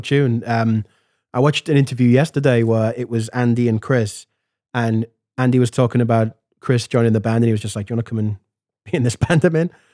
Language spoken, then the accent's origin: English; Liverpool, North West England, United Kingdom; I grew up in Hareton Village in Liverpool